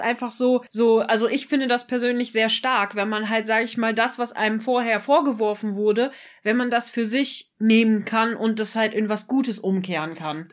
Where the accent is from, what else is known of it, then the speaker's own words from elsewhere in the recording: Germany; wir als Deutsche